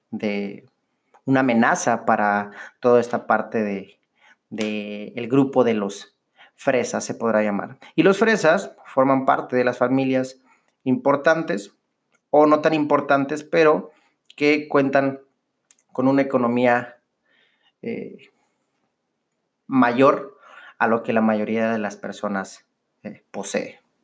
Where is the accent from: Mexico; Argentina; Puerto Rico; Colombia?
Mexico; Monterrey, Nuevo León; los regios somos los regios porque somos bien chingones